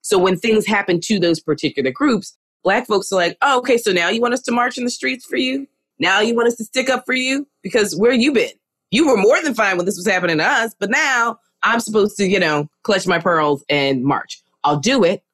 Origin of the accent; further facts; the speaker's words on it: New York City, New York, United States; I'm from New York, New York